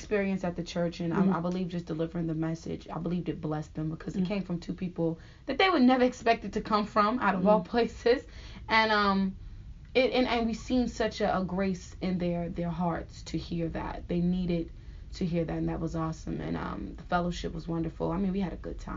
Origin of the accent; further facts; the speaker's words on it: United States; I'm from America. And I'm very proud to say I'm from America